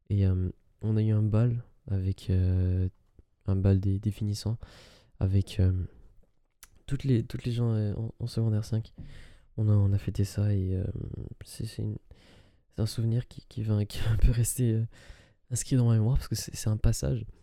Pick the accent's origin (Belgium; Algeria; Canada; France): Algeria; j'avais visité ce parent euh, lors d'un voyage euh, dans mon pays, euh, dans mon pays d'origine, qui est l'Algérie.